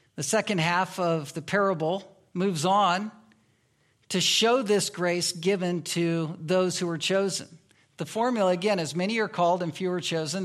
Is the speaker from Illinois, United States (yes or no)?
no; Virginia, United States; moved away as an adult; now in Anchorage, United States; I was raised in the South. I was raised in Virginia